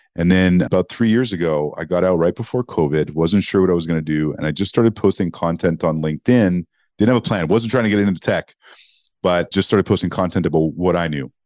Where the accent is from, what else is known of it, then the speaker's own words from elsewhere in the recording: Montreal, Quebec, Canada; moved away; also born or lived in Toronto; growing up in Montreal, Canada